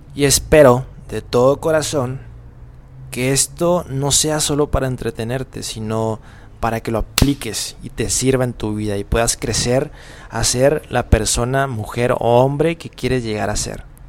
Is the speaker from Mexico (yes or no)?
yes; Mexico; moved away; soy mexicano, pobre de mí, eh, estoy en otro país